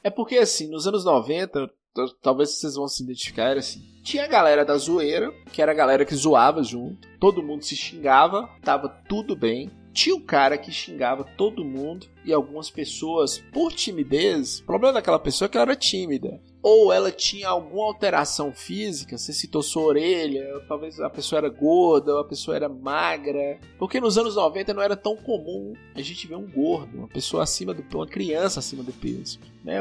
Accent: Monte Azul, Brazil; eu sou de Monte Azul, que era o interior do interior do interior

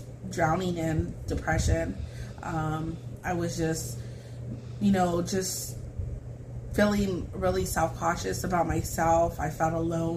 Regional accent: Fresno, California, United States; now in Madera, United States; I grew up in Fresno with my grandparents.

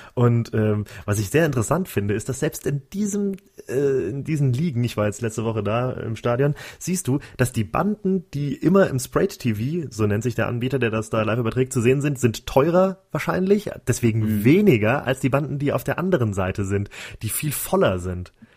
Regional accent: Germany; als Deutscher

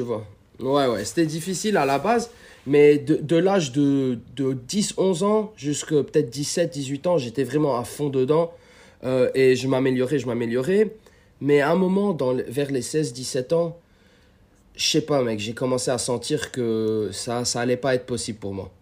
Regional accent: Lebanon; moved away as an adult; also born or lived in California, United States; now in United States; à la base, je suis libanais et ça fait peut-être 10 ans que j'habite aux États-Unis

